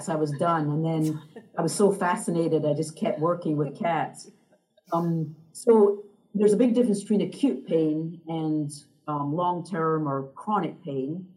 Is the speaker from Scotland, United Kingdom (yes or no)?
yes; Scotland, United Kingdom; now in United States; I grew up in Scotland, so I'm actually home visiting my family